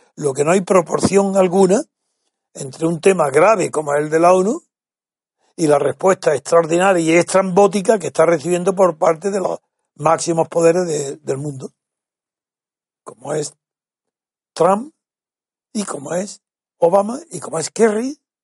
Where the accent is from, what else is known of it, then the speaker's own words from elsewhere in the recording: Spain; Soy blanco, soy español.